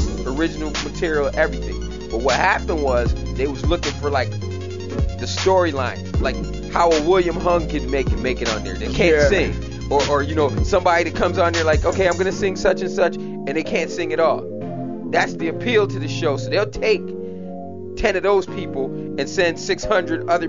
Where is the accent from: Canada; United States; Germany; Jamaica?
Jamaica; I'm Jamaican, and I grew up in a house